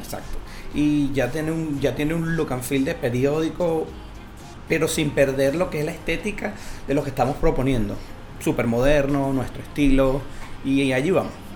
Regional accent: Venezuela; now in Chile; nuestro país

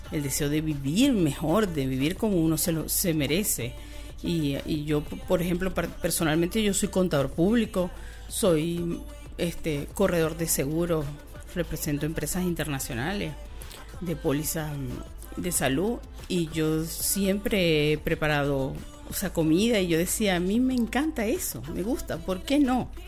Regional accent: Venezuela; moved away as an adult; now in Chile; yo soy una venezolana recién llegada acá a Chile.

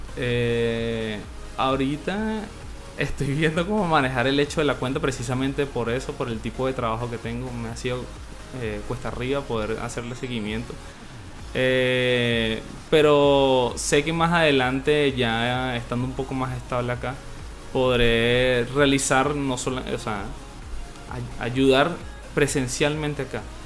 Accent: Venezuela; moved away as an adult; now in Chile; yo me vine de Venezuela

